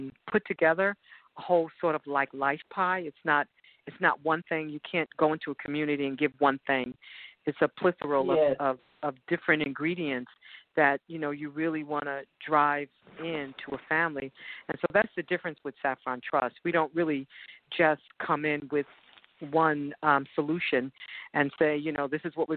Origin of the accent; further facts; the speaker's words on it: New York City, New York, United States; moved away as an adult; now in Texas, United States; I grew up in the Bronx, New York, and I moved to Texas about 5 years ago